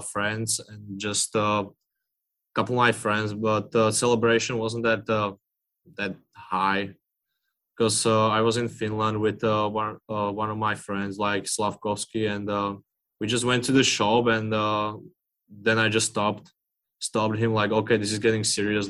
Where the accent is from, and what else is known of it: Slovakia; English is a second language; now in Seattle, United States